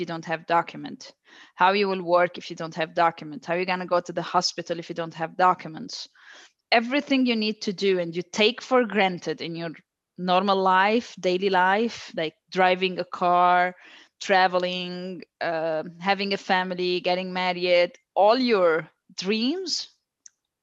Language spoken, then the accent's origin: English; Lebanon; now in Brazil; I was born in Lebanon.